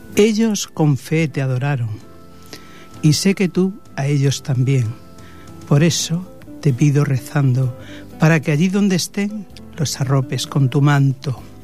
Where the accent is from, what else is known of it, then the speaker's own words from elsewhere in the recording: Belalcázar, Andalusia, Spain; now in Barcelona, Spain; Por mi tierra, por Andalucía, Belarcázar, Córdoba, ese es mi pueblo